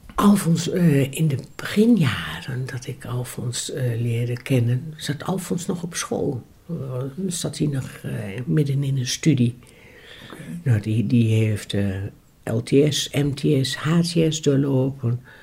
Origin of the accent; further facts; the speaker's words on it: Ruurlo, Gelderland, Netherlands; Ik ben in 1961 geboren in Ruurlo, in het buitengebied.